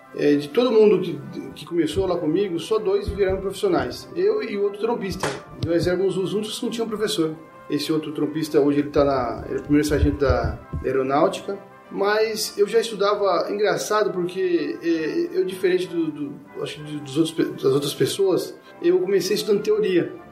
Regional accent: Penápolis, São Paulo, Brazil; moved away; eu sou de São Paulo, mas eu morei minha infância inteira numa cidade do interior chamada Penápolis

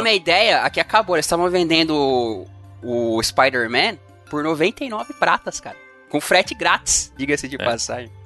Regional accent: São Bernardo do Campo, São Paulo, Brazil; na minha cidade natal, São Bernardo do Campo

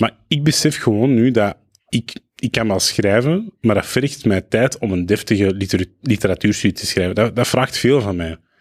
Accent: Belgium; also born or lived in Lebanon; Jawel, ik voel mij Belg, ah. maar ik moet wel zeggen, ik voel mij niet helemaal Belg.

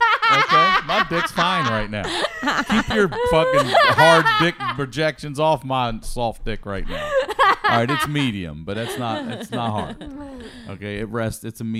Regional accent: Maryland, United States; I'm from Maryland.

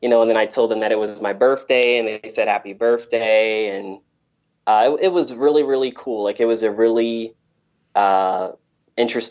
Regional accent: Delaware, United States; moved away as an adult; also born or lived in Macedonia; now in North Macedonia; in my hometown, which is Delaware

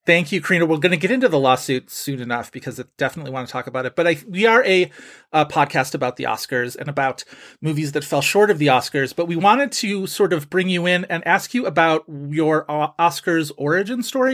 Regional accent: Buffalo, New York, United States; I grew up in Buffalo, and so we lived close enough to Canada to get, like, the Canadian television

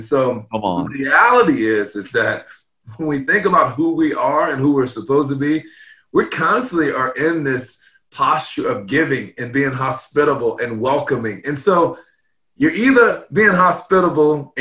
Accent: Louisiana, United States; I grew up in Louisiana

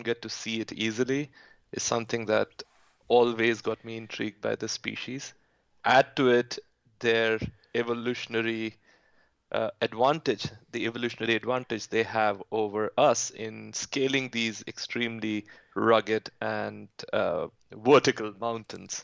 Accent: Bhopal, Madhya Pradesh, India; moved away; also born or lived in Bishkek, Kyrgyzstan; I was born in India. I grew up in a city called Bhopal in central India.

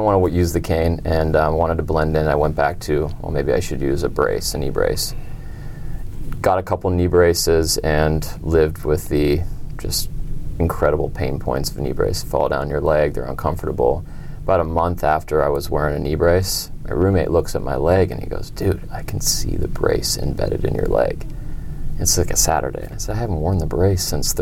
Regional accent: Denver, Colorado, United States; I'm from Denver, Colorado

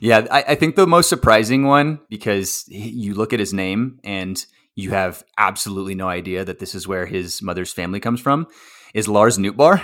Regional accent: Texas, United States; I grew up in Texas, played baseball in Texas all my life

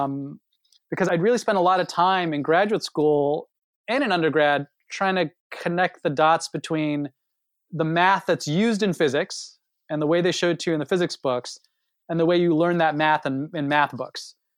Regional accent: Los Angeles, California, United States; moved away as an adult; now in Princeton, United States; I am born and raised in Los Angeles

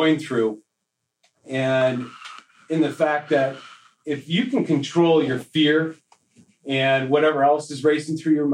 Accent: Midwest, United States; growing up in the Midwest

